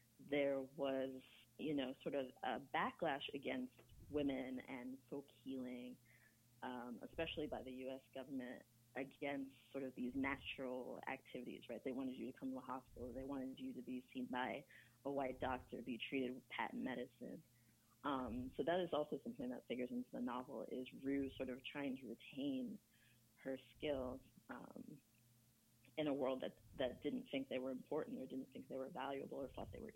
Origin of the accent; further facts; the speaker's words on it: United States; also born or lived in England / Ghana; I was born in England, grew up in America. My parents are from Ghana